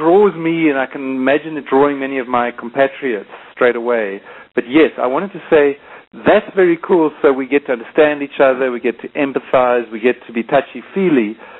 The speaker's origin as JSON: {"language": "English", "country": "South Africa", "said": "as a South African"}